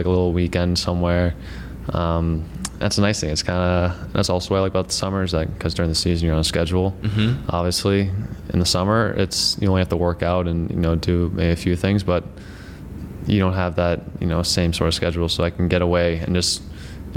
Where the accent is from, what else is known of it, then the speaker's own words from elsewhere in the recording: Darien, Connecticut, United States; moved away as an adult; So I went back to Connecticut. I'm from Darien, Connecticut